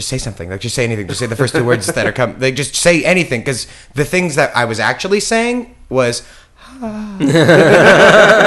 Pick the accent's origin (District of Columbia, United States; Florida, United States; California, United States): California, United States; Conejo Valley; now in Los Angeles, United States; I grew up in the Conejo Valley